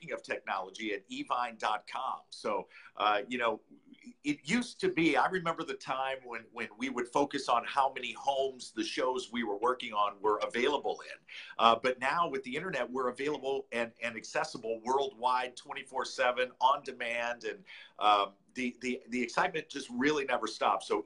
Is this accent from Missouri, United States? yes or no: yes; St. Louis, Missouri, United States; I grew up in St. Louis